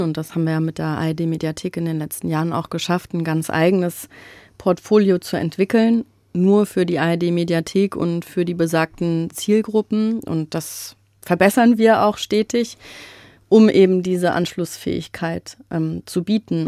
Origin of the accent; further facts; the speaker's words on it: Frankfurt, Hesse, Germany; als gebürtige Frankfurterin